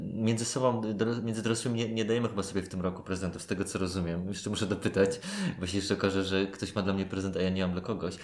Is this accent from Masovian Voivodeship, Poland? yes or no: yes; Warsaw, Masovian Voivodeship, Poland; Moi rodzice o dziwo, jesteśmy z Warszawy